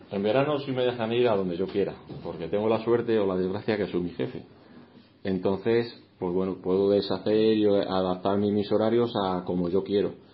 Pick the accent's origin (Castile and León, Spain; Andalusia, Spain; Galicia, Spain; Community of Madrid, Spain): Castile and León, Spain; Castellanos de Moriscos; also born or lived in Salamanca; yo he visto este municipio evolucionar de niño